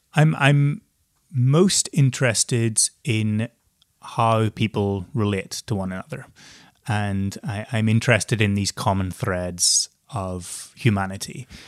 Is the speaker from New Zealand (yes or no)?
no; Northern Ireland, United Kingdom; moved away; growing up in Northern Ireland with not much experience of the outside world